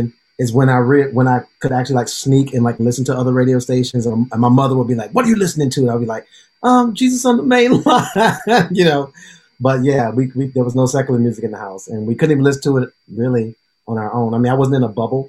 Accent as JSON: {"language": "English", "town": "Decatur", "region": "Georgia", "country": "United States", "tie": "born or raised there", "also_born_or_lived": "London", "moved": "as an adult", "lives_now": "New York, United States", "said": "Born and raised in Decatur, Georgia"}